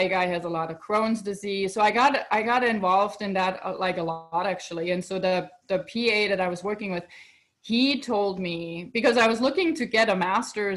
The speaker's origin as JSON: {"language": "English", "country": "Germany", "tie": "born or raised there", "moved": "as an adult", "lives_now": "United States", "said": "So I'm originally from Europe, right? I'm born in Germany, and then I moved to United States"}